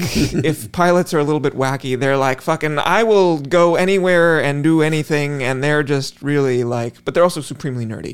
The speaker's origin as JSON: {"language": "English", "region": "West Coast", "country": "United States", "tie": "born or raised there", "said": "as someone who grew up on the, the West Coast"}